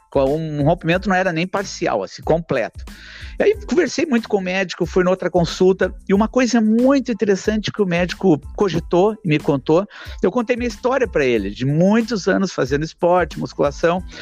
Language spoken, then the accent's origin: Portuguese; Porto Alegre, Rio Grande do Sul, Brazil; mim que nasci na Zona Norte aqui